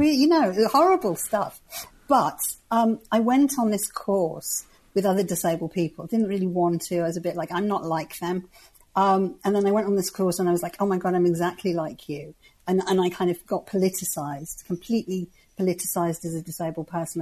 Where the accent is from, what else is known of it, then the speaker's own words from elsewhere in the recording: the Wirral, North West England, United Kingdom; I come from the northwest. I come from the Wirral, which is near Liverpool.